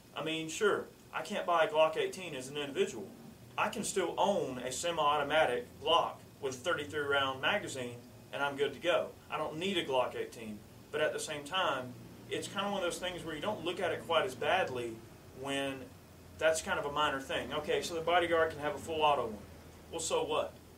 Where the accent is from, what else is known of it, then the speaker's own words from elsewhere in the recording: United States; being American and our heritage and where we come from